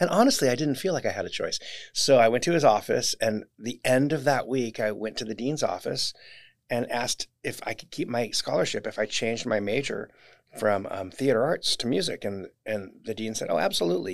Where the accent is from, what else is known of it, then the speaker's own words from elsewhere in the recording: Orange, California, United States; I grew up in Orange